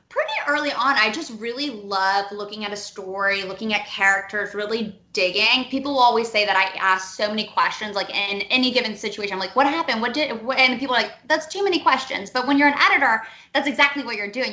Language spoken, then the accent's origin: English; Cleveland, Ohio, United States; moved away as an adult; also born or lived in Nashville / New York; now in Atlanta, United States; I'm from Cleveland originally